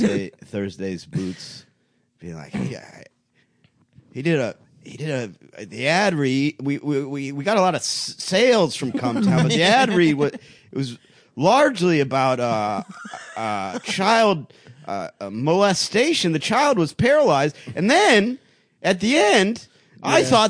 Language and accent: English; Cleveland, Ohio, United States; moved away; I'm from Cleveland